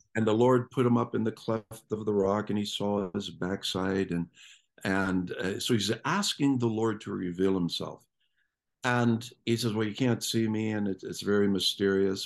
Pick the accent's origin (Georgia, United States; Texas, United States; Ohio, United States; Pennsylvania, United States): Ohio, United States; Canton; I grew up in Ohio. And, uh, if you know anything about Ohio, it's, uh, the northeast section, a town called Canton